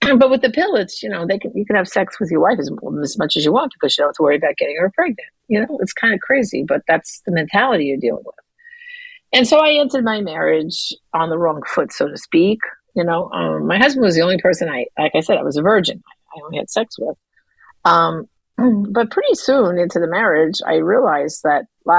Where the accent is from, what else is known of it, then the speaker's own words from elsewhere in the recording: New York, United States; I grew up in New York.